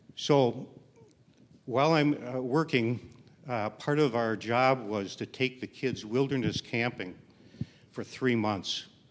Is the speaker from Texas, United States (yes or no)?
no; Milwaukee, Wisconsin, United States; moved away as an adult; also born or lived in Canada; I grew up in Milwaukee